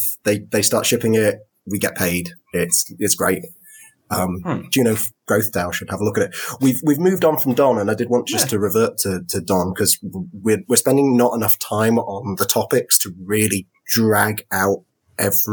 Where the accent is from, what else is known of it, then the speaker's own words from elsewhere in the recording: United Kingdom; as a Brit, because like every British polite bone in my body